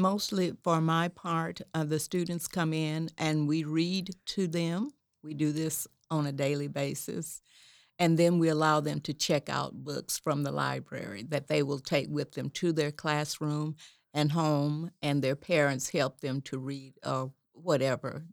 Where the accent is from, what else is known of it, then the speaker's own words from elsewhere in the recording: Atoka, Oklahoma, United States; I was born and raised in Atoka, Oklahoma